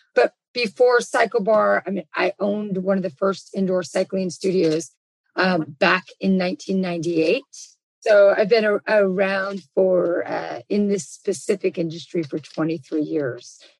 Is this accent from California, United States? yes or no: yes; Los Angeles, California, United States; I'm born and raised in Los Angeles